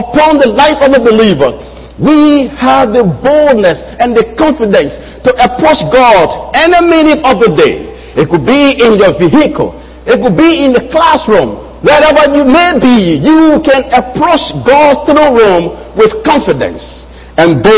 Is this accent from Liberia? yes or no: yes; Liberia; moved away; I am from Liberia and I have a Liberian passport